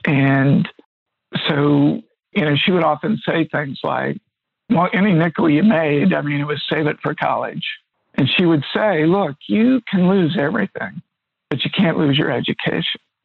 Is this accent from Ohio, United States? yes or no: yes; Middletown, Ohio, United States; I grew up in Middletown, Ohio